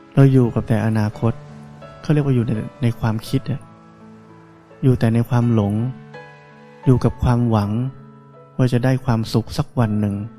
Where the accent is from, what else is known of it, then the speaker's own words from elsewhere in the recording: Thailand; เราได้เกิดมาในประเทศไทยนี้